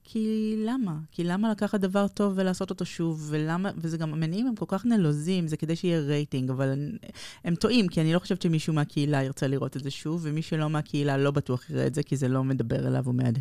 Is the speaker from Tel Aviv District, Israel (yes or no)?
yes; Tel Aviv, Tel Aviv District, Israel; נולדנו בכיכר דיזינגוף